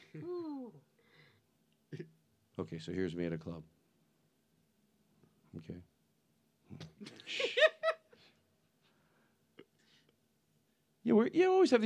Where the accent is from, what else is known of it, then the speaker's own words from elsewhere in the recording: United States; moved away; the bridges I grew up with. I mention the Tacony Pomara Bridge